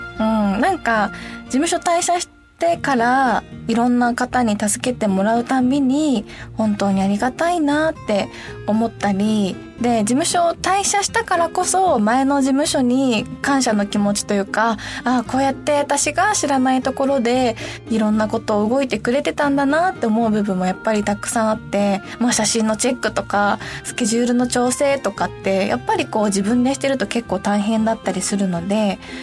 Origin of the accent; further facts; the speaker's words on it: Hiroshima, Japan; accent: Hiroshima dialect; 私もめちゃくちゃ広島弁になる